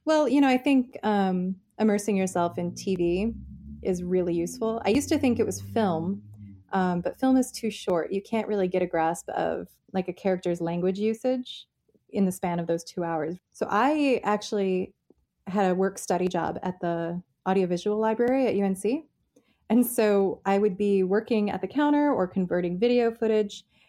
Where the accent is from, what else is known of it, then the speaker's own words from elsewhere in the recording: United States; as an American